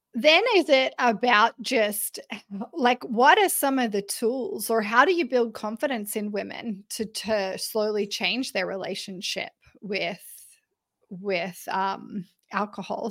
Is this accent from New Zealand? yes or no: no; Australia; I'm Australian